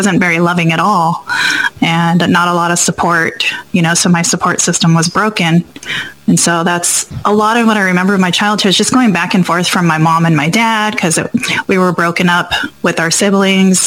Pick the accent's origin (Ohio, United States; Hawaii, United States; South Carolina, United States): Hawaii, United States; also born or lived in Guam; I was born in Guam and raised in Hawaii.